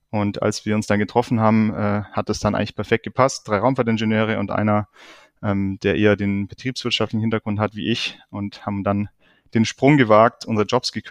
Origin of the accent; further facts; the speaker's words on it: Lake Constance, Germany; bin ich danach wieder zurück zum Bodensee hier in meine Heimat